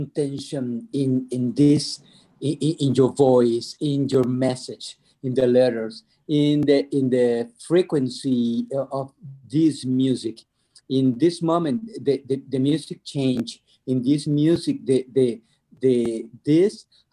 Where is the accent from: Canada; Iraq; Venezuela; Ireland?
Venezuela; I'm from Venezuela